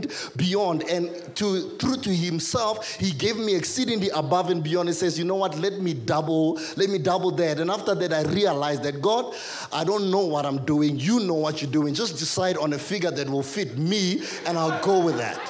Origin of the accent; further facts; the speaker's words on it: South Africa; I grew up in Doxodeo